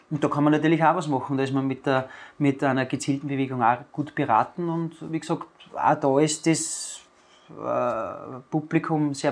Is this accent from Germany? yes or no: no; Amstetten, Lower Austria, Austria; Ich bin gebürtiger Amstettner und ziehe meine Kreise hauptsächlich in der wunderschönen Natur vom Mostviertel.